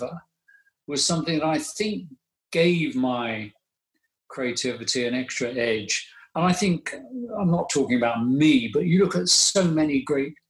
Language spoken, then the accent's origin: English; London, United Kingdom; a golf course very near where I grew up in North London